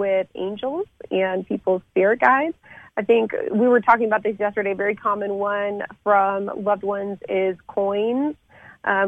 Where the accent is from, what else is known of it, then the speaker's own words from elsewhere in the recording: Lafayette, Colorado, United States; first language French; English is a second language; also born or lived in France; my hometown of Lafayette, which is in Boulder County in Colorado